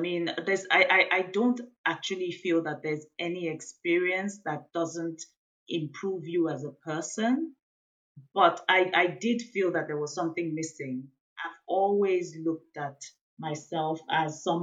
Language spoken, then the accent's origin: English; Nigeria; I'm from Nigeria in West Africa